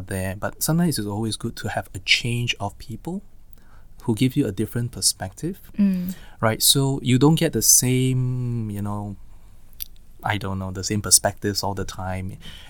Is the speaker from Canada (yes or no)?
no; Singapore; we are Singaporean, typically kiasu, right?